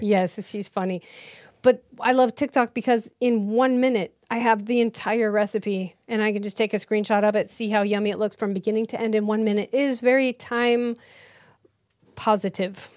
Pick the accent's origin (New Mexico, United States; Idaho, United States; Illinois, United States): Idaho, United States; moved away as an adult; also born or lived in Utah / Los Angeles, California; now in Texas, United States; I grew up in Idaho